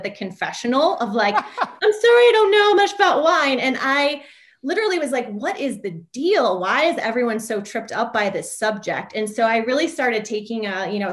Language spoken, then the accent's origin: English; Midwest, United States; moved away as an adult; also born or lived in New York City; I grew up in the Midwest, small town, USA, but made my way to New York City upon graduating from college